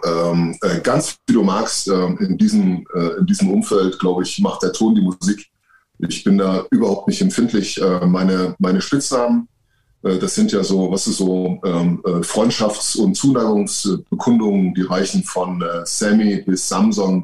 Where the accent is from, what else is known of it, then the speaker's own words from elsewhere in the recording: near Leipzig, Saxony, Germany; ich bin in der Nähe von Leipzig geboren